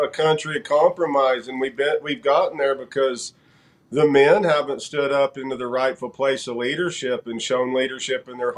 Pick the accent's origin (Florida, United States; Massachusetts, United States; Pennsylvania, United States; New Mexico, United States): New Mexico, United States; I grew up here in New Mexico, born and raised, three generations deep